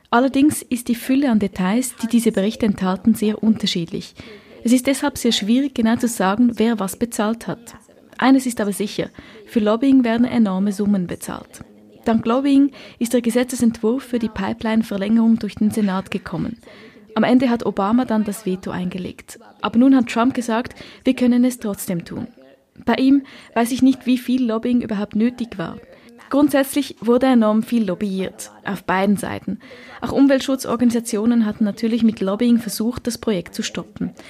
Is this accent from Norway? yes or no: yes; Norway; born there; Ich bin in Norwegen geboren, wo die Erdölindustrie groß ist. Wir sehen sie oft, wenn ich nach Hause gehe, dann fliegt man über die Nordsee und sieht die große Ölplattformen draußen im Meer.